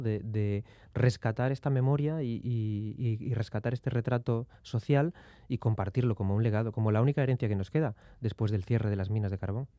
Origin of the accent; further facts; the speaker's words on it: mining basins of Asturias, Spain; el pueblo donde yo nací, las huelgas mineras